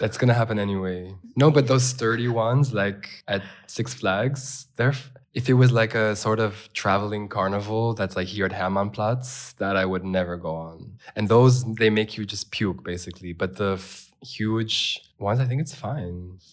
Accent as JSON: {"language": "English", "region": "California", "country": "United States", "tie": "born or raised there", "also_born_or_lived": "Los Angeles, California", "moved": "yes", "lives_now": "Berlin, Germany"}